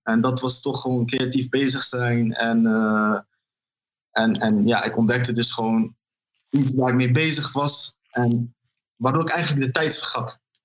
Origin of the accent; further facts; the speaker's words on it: Arnhem, Gelderland, Netherlands; toen ik opgroeide in Arnhem, in een wijk genaamd Malburgen.